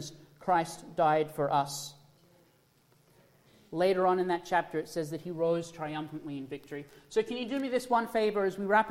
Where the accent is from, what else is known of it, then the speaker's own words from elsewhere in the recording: Australia; moved away; I was from Australia